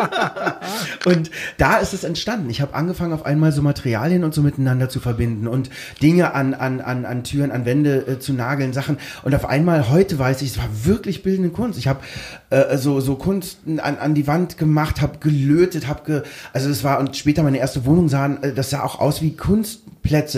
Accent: Berlin, Germany; wir sind aus Pankow niederschön Schönhausen, da, wo die ganzen Diplomaten gewohnt haben

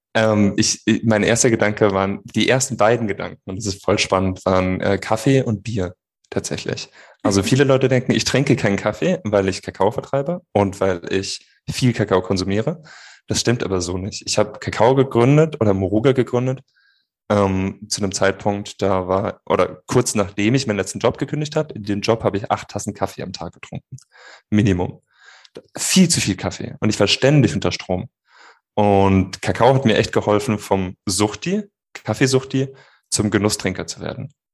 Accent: Rhineland-Palatinate, Germany; Ich bin geborener Pfälzer

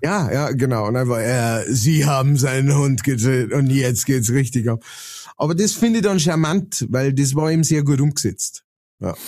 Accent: Lower Bavaria, Germany; now in Upper Palatinate, Germany; ich bin äh, Niederbayer und wohne in der Oberpfalz

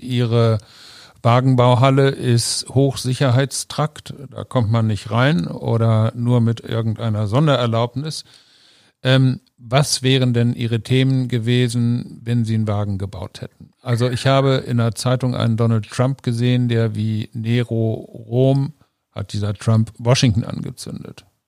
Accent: North Rhine-Westphalia, Germany; now in Cologne, Germany; Ich bin in Ostwestfalen aufgewachsen

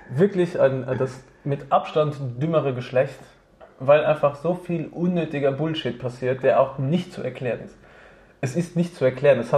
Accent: Innsbruck, Tyrol, Austria; moved away; Also ich meine, vor zehn Jahren bin ich aus Innsbruck hergekommen.

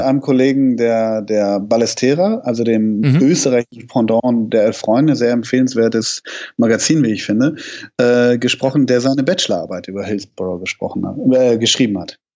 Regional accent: Hamburg, Germany; ich komme ja aus Hamburg

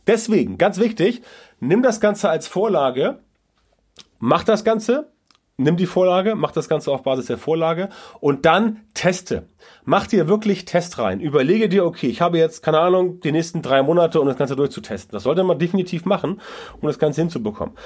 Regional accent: Hamburg, Germany; SC Orania bei uns in Hamburg

